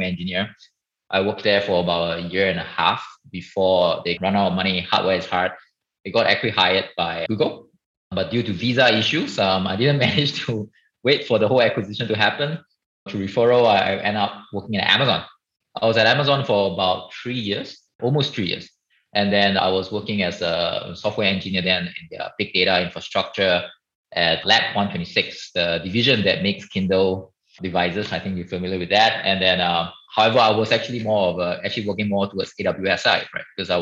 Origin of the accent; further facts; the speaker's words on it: Singapore; I was born and raised in Singapore